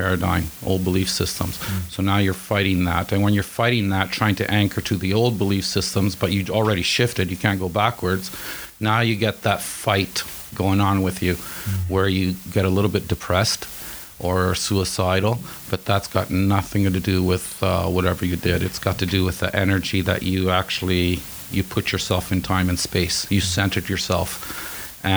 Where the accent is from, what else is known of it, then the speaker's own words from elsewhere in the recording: Italy; moved away as an adult; now in Canada; I'm from Italy